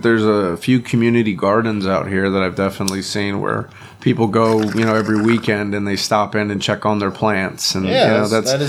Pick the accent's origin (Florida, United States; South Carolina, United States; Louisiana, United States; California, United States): Florida, United States; moved away; Where I grew up in Florida, there's a big gay and trans community